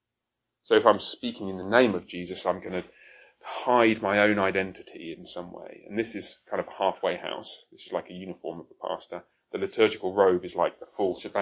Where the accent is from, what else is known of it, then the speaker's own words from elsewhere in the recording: Coventry, West Midlands, United Kingdom; also born or lived in Haltwhistle, England; I was born up there, moved to Coventry when I was very young. Coventry is I'm afraid to say, rather ugly town in the Midlands